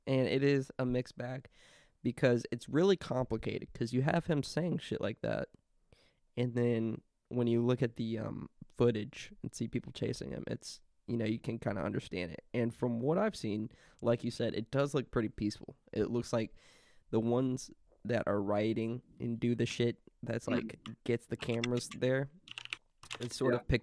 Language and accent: English; the South, United States; especially from where we come from, we're from the South.